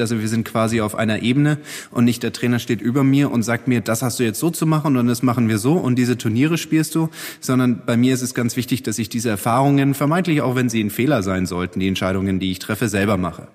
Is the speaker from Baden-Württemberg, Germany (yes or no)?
yes; Heidelberg area, Baden-Württemberg, Germany; Ich komme ja aus dem Heidelberger Raum